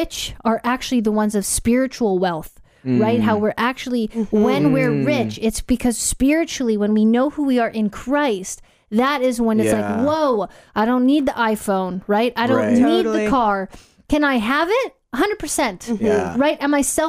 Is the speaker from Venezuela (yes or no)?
no; Canada; now in Gold Coast, Australia; I have a Canadian passport, so I am a Canadian citizen living in Australia